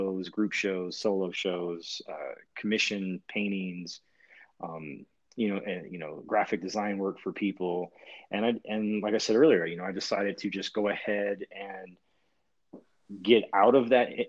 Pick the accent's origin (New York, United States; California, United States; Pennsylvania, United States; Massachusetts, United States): California, United States; now in Bend, United States; I'm originally from California